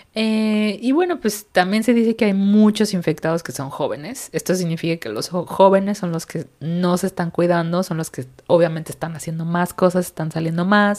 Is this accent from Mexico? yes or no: yes; Mexico; now in Sweden; somos muchos mexicanos por allá